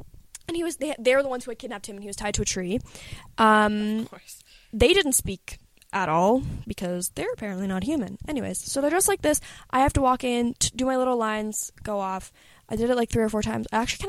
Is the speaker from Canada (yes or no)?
yes; Canada; I'm from Canada.